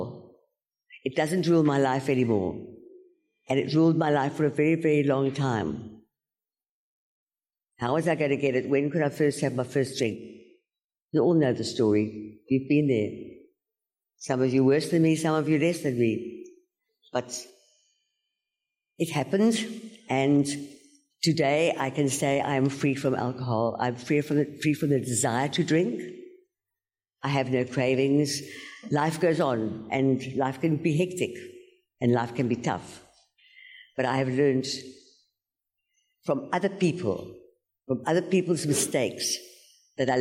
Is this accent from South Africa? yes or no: yes; George, Western Cape, South Africa; I come from George on the garden route